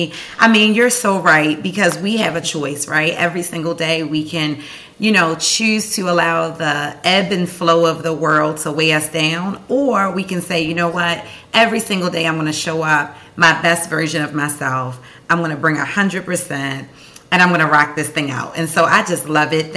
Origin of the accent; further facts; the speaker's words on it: Baltimore, Maryland, United States; born and raised in West Baltimore